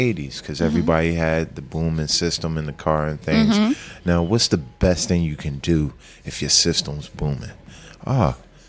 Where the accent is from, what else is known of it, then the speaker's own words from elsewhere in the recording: Philadelphia, Pennsylvania, United States; From Southwest Philly, 58th Street.